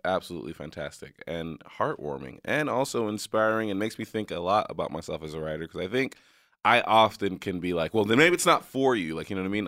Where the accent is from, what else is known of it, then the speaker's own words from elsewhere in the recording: New York, United States; moved away; also born or lived in area on the border of Mexico; I'm from New York